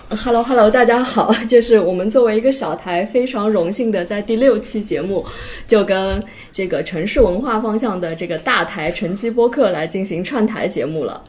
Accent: Nanjing, Jiangsu, China; 我作为一个可能土生土长的南京人，我小的时候

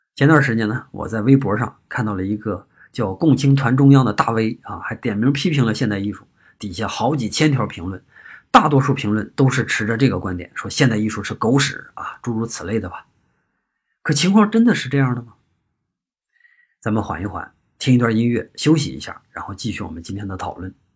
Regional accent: on the border with Shandong, Hebei, China; 我老家在河北和山东的交界

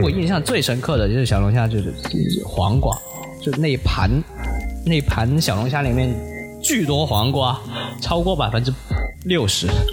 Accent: Guangzhou, Guangdong, China; 我在北京啊，是吧？我来自广州

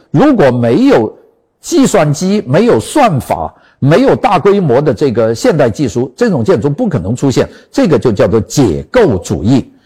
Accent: China; 我们中国人

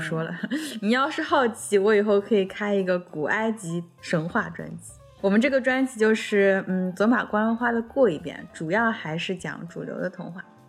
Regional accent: China; 就像我们中国人相信《史记》一样

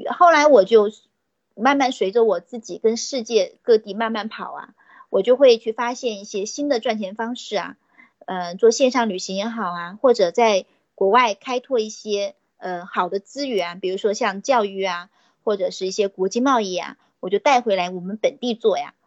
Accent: Nanchang, Jiangxi, China; 我来自江西的南昌

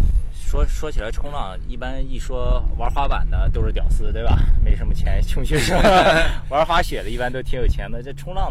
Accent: Qingdao, Shandong, China; 因为我是青岛人

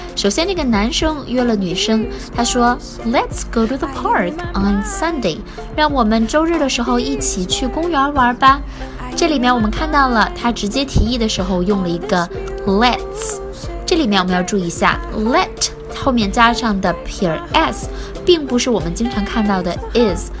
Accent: China; 我们中国人

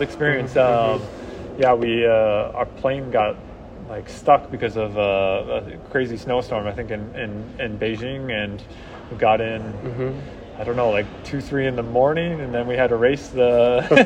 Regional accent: a town outside Seattle, Washington, United States; moved away; also born or lived in Salt Lake City, Utah; I'm from Washington State, so yeah. a town right outside Seattle

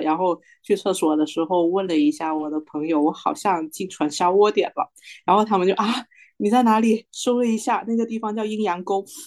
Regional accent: Guangdong, China; 我是广东的

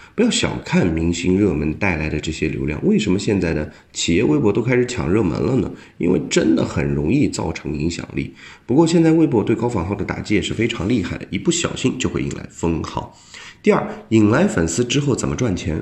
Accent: China; 我们中国人

